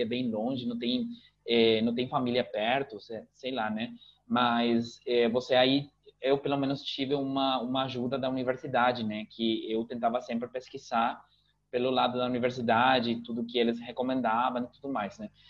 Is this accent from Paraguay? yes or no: yes; Asunción, Paraguay; first language Spanish; Portuguese is a second language; also born or lived in Curitiba, Brazil; Meu pai sempre falou, eu se, ele sempre falou pra mim Guarani, mas eu respondi em espanhol, né? Então, aqui é bem comum que aconteça isso, principalmente aqui em Assunção